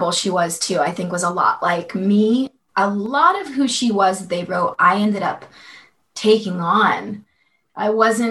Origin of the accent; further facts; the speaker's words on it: Florida, United States; we're from Florida